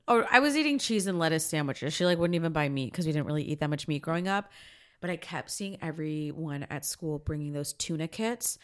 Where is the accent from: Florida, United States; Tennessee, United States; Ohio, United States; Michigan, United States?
Florida, United States; now in Los Angeles, United States; I grew up in Florida